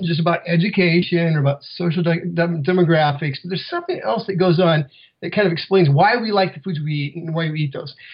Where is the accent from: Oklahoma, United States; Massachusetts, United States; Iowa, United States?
Iowa, United States; I grew up in Iowa